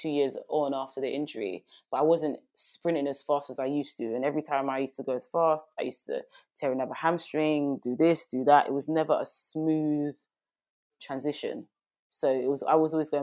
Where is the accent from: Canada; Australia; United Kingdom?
United Kingdom; London; I'm from East London